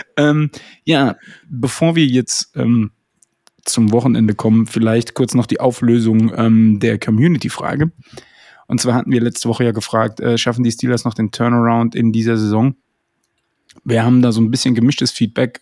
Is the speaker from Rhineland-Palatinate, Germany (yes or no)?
yes; Koblenz, Rhineland-Palatinate, Germany; ich komme ja aus Koblenz